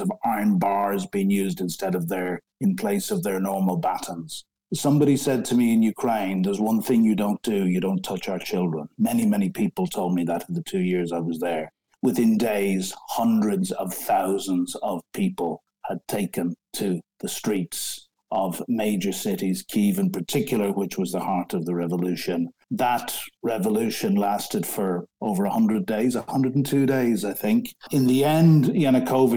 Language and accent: English; Ireland; moved away as an adult; now in London, United Kingdom